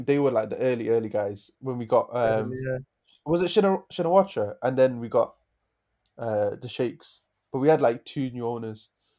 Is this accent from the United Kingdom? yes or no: yes; Manchester, North West England, United Kingdom; I'm from Manchester